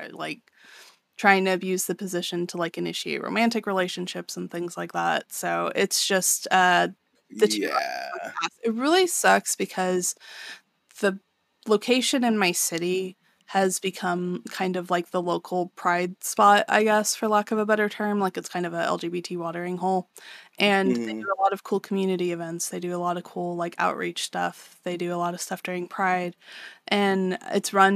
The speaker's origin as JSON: {"language": "English", "region": "Texas", "country": "United States", "said": "we are from Texas."}